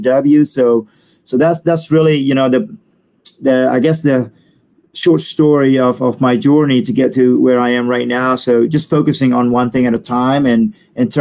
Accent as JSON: {"language": "English", "region": "Bali", "country": "Indonesia", "also_born_or_lived": "Perth, Australia", "second_language": "English", "moved": "yes", "said": "I'm from Bali, and then I live in Australia for about a year and a half."}